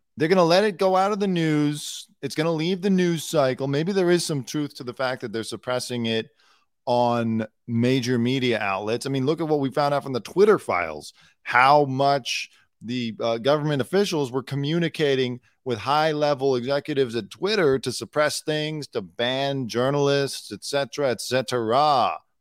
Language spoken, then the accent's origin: English; United States; I'm an American